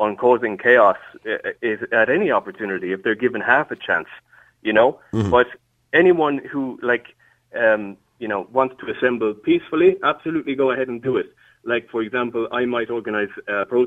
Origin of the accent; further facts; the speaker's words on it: Ireland; being an Irish person who has lived through history